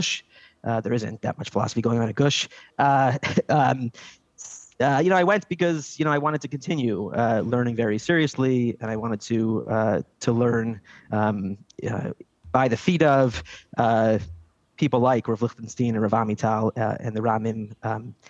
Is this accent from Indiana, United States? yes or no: no; Silver Spring, Maryland, United States; now in Jerusalem, Israel; I grew up in Silver Spring, Maryland.